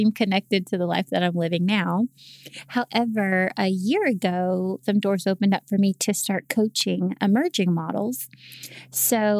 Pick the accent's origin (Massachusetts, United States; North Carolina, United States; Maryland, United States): North Carolina, United States; Charlotte; also born or lived in Greensboro, North Carolina; I'm from Charlotte, North Carolina, and I just recently moved back home